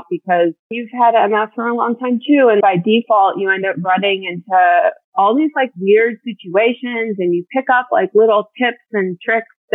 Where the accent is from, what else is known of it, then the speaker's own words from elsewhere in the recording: Ohio, United States; also born or lived in Raleigh-Durham area, North Carolina; now in North Carolina, United States; I grew up in Ohio